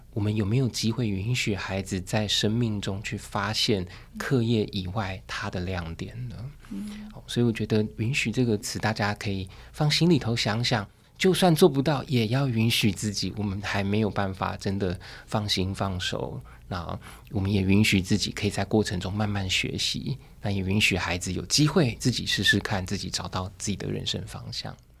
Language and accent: Chinese; Taoyuan, Taiwan; 我当年要考高中那时候， 成绩不算太好，大概我就是桃园的第三志愿这样。然后那时候我父母亲允许我去画画